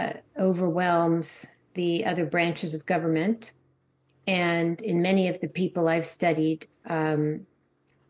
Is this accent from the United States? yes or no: yes; California, United States; I grew up in California, and my little town near the beach